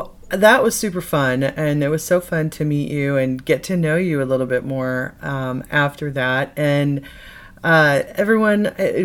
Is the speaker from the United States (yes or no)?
yes; Midwest, United States; I'm from the Midwest as well, and a lot of my family went there, so go Boilermakers.